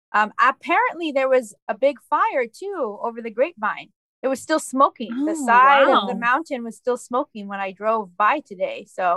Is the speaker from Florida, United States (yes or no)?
no; Hanford, California, United States; moved away; I just came back from a visit to my hometown in Hanford, California, Central Valley.